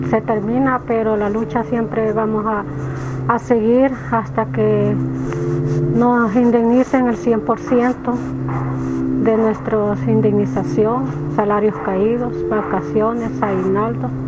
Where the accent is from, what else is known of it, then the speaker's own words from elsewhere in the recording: Florencia, El Salvador; Me costó porque no le quieren dar trabajo a los que somos de Florencia, porque dicen que somos boncheras.